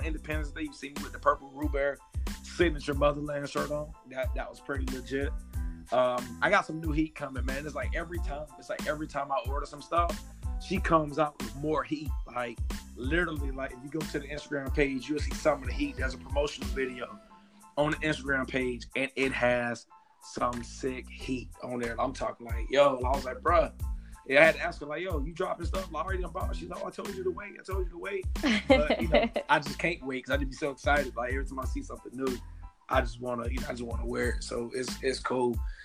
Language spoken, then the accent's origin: English; Miami-Dade County, Florida, United States; moved away as an adult; from Miami-Dade County, Florida.